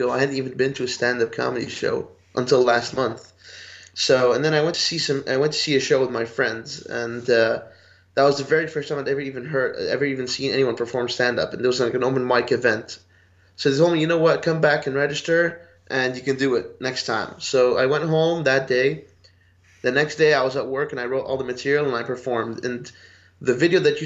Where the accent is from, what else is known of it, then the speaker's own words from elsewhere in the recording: Dubai, United Arab Emirates; moved away as an adult; now in Budapest, Hungary; I was actually born and raised in Dubai, the United Arab Emirates, and I'm originally Lebanese, but I've been living in Budapest, Hungary, in Central Europe for the past year and a half.